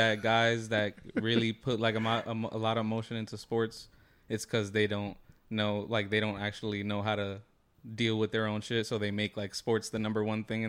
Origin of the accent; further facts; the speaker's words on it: Belleville, New Jersey, United States; growing up in Belleville